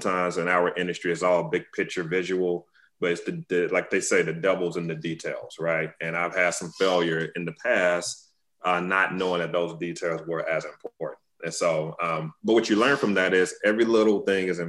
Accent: Tuscaloosa, Alabama, United States; I'm from Tuscaloosa, Alabama, originally

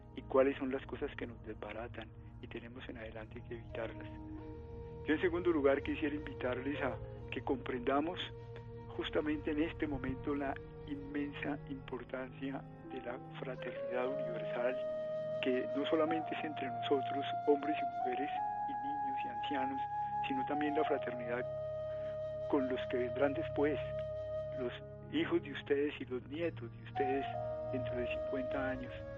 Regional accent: Colombia

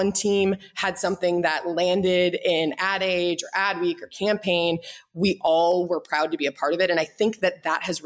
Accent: St. Louis, Missouri, United States; moved away as an adult; also born or lived in Boulder, Colorado / Boston, Massachusetts; now in Kansas City, United States; I'm from St. Louis

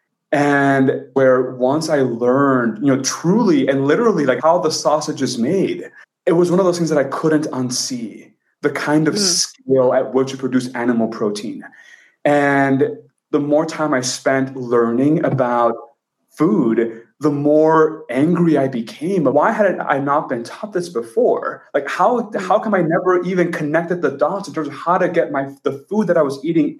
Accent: Texas, United States; moved away as an adult; now in San Francisco, United States; I grew up in Texas and I'm Mexican by heritage

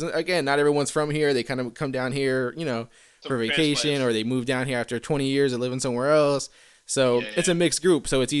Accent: Port St. Lucie, Florida, United States; also born or lived in New York; now in West Palm Beach, United States; I pretty much lived in Port St. Lucie my whole. Okay, so I moved from New York when I was 3, lived there till I was about 18, and then moved to West Palm when I was like 19, 20, somewhere around there

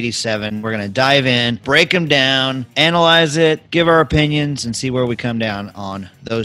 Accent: Tulsa, Oklahoma, United States; Paul Harvey is from my hometown of Tulsa, Oklahoma.

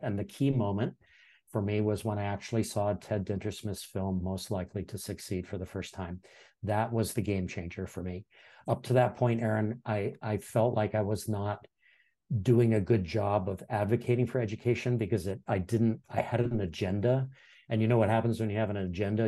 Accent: Hawaii, United States; also born or lived in Iowa; I'm born and raised in Hawaii

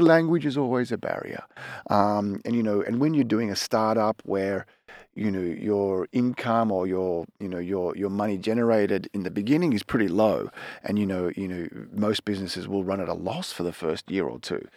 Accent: Melbourne, Victoria, Australia; moved away as an adult; also born or lived in Nelson Bay, New South Wales; now in Tokyo, Japan; I'm Australian. Um, I was born in Melbourne, and, uh, when I was a teenager, my family moved to a small little coastal town called Nelson Bay.

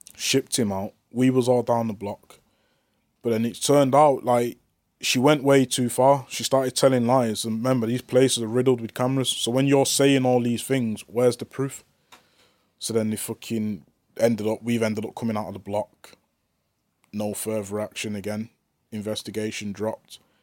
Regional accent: Manchester, North West England, United Kingdom; I'm from Manchester

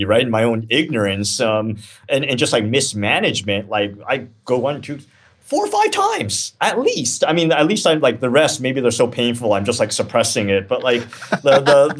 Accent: Canada; now in United States; I grew up in Canada

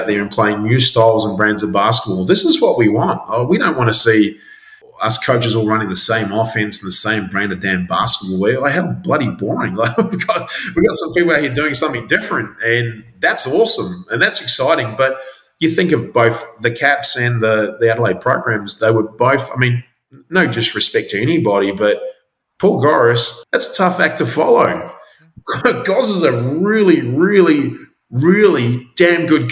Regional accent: New Zealand; moved away as an adult; also born or lived in Christchurch; now in Albury, Australia; growing up in New Zealand, had a pretty rough upbringing

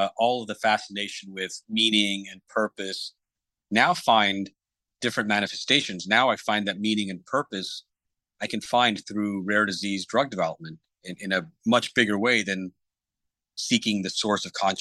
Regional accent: Fort Worth, Texas, United States; I grew up in Fort Worth, Texas

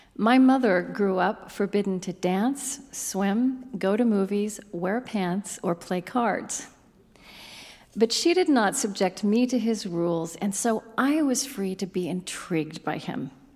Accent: Oklahoma, United States; I grew up in Oklahoma, the granddaughter of a Southern Baptist preacher.

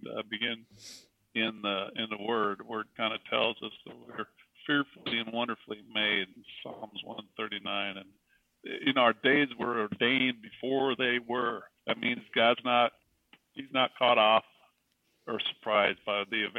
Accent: Brownsville, Oregon, United States; also born or lived in San Diego, California; I grew up in Brownsville, Oregon, big town, Brownsville

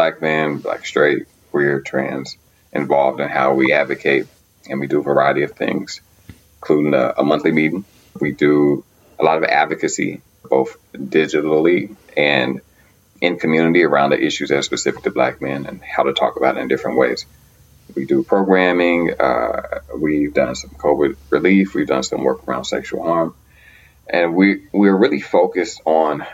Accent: Arkansas, United States; moved away as an adult; now in Boston, United States; I'm normally based here. I'm also from Arkansas. Been there for 7 years. Doesn't make me a Bostonian

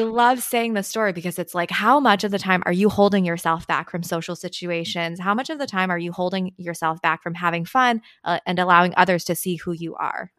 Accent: Marin County, California, United States; English is a second language; I grew up in Marin County in the Bay

